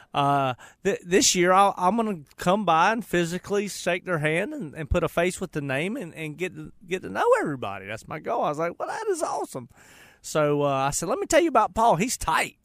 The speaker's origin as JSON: {"language": "English", "town": "Charlotte", "region": "North Carolina", "country": "United States", "tie": "born or raised there", "said": "I went to Harding High School. I grew up on the west side."}